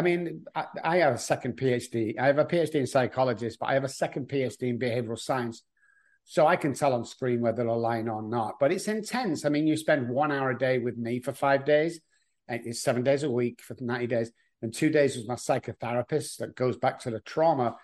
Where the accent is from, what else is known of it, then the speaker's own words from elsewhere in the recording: Manchester, North West England, United Kingdom; moved away as an adult; now in Texas, United States; I'm from Manchester, England